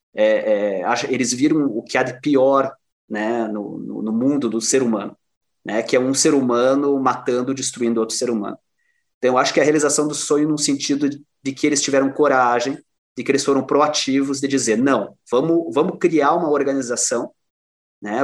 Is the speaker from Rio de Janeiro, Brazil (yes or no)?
no; Cruz Alta, Rio Grande do Sul, Brazil; also born or lived in Porto Alegre; now in Erechim, Brazil; A gente brinca assim, eu saí de Cruz Alta, mas Cruz Alta não saiu de mim.